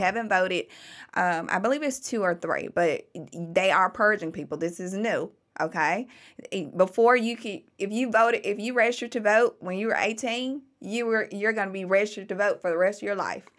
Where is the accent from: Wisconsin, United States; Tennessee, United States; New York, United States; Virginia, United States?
Tennessee, United States; Memphis; I was born and raised in Memphis. I'm a true blue Memphian